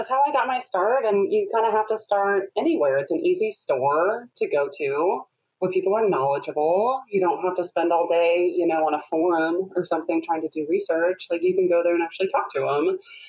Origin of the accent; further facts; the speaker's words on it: Midwest, United States; I think growing up in the Midwest, you have a little, always a bit of a background of home ec.